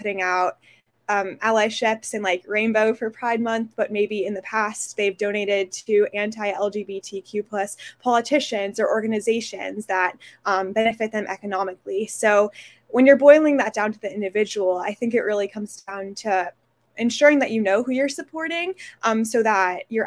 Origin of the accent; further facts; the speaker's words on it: Portland, Oregon, United States; I'm from Portland, Oregon